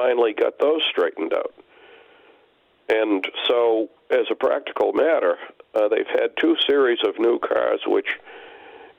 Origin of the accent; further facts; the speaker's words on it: Arlington, Massachusetts, United States; I grew up in Arlington, Mass, and my parents were old school.